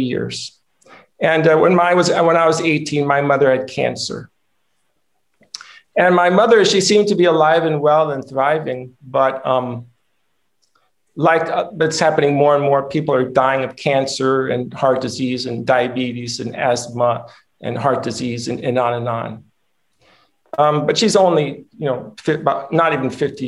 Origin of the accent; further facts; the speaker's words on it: Rancho Cordova, California, United States; also born or lived in Michigan; I grew up in Rancho Cordova, California, which is a suburb of Sacramento. When we moved from Michigan, actually, I was 5 years old